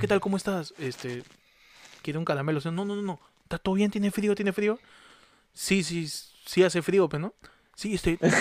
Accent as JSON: {"language": "Spanish", "country": "Peru"}